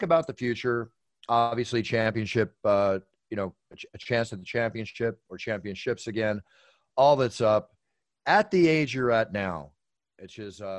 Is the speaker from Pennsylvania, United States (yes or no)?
yes; Philadelphia, Pennsylvania, United States; I grew up in Philly. I used to go down to the Jersey Shore every summer, all through my childhood up until 15.